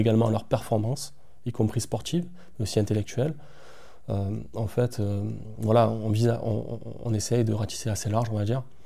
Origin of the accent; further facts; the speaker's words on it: Marseille, Provence-Alpes-Côte d'Azur, France; moved away as an adult; now in La Valette-du-Var, France; je suis originaire de Marseille.